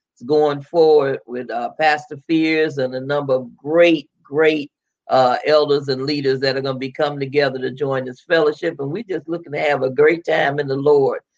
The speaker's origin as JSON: {"language": "English", "town": "Chicago", "region": "Illinois", "country": "United States", "tie": "born or raised there", "said": "I was born and raised in Chicago. I am I'm not from down yonder"}